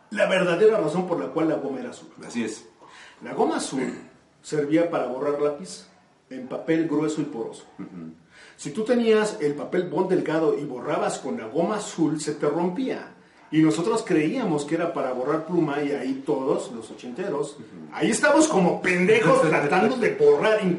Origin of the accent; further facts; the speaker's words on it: Mexico; yo ya no vuelvo a viajar ahí como mexicano que soy.